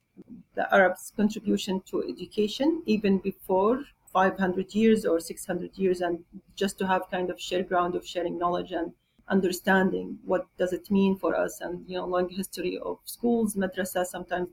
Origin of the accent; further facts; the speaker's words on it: Jordan; now in Qatar; I'm originally from Jordan